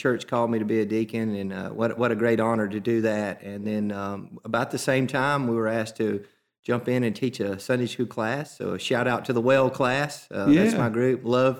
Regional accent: Welty, Alabama, United States; Went to Welty school. It wasn't a K at that time. K through nine. It was a 1 through 9. I went to 9 years at Welty. Then graduated from Welty, went to Holly Pond

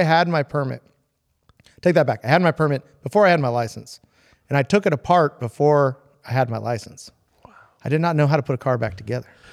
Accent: San Diego, California, United States; I grew up in Pacific Beach, which is not a car or hot rod town.

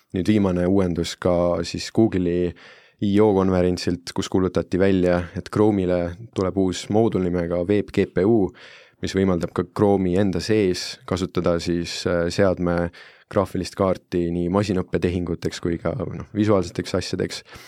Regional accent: Italy; now in Estonia; ma olen Itaaliast pärit

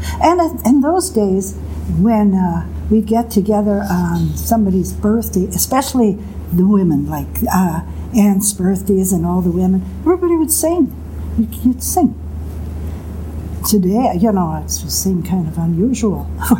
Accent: Sheboygan, Wisconsin, United States; I'm in Sheboygan.

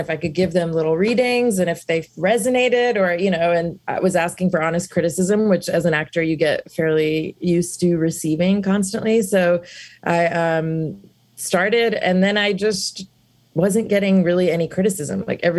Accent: South India, India; So I've been raised Hindu and I'm from South India.

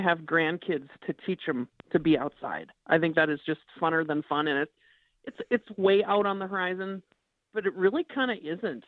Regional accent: Minneapolis, Minnesota, United States; I grew up in Minneapolis

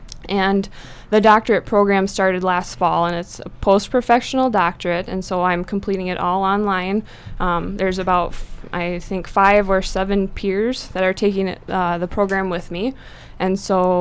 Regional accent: Presho, South Dakota, United States; also born or lived in Vermillion, South Dakota; now in Brookings, United States; I'm originally from Presho, South Dakota

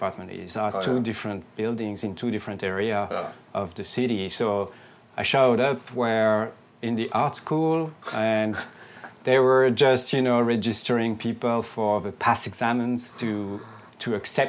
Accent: Brussels, Brussels-Capital Region, Belgium; moved away as an adult; also born or lived in Paris / New York; I grew up in Brussels

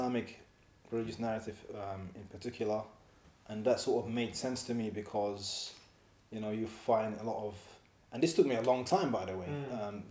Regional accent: London, United Kingdom; moved away as an adult; now in Edinburgh, United Kingdom; me being an African Muslim growing up in Leighton, multicultural

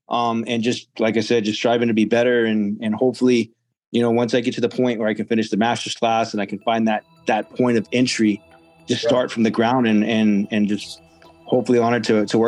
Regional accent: Corpus Christi, Texas, United States; I'm actually from Corpus Christi, Texas.

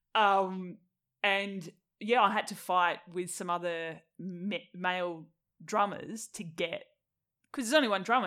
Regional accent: Tasmania, Australia; moved away as an adult; also born or lived in Melbourne; I moved from Tassie when I was twenty-one

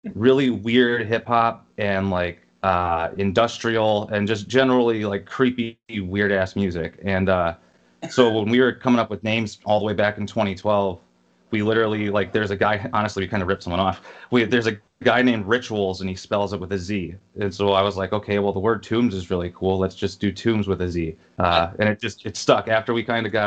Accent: Rockford, Illinois, United States; also born or lived in Long Beach, California / Milwaukee, Wisconsin; now in Chicago, United States; I was born in Long Beach, California. Grew up in, like, Rockford, Illinois after I'd moved when I was a kid

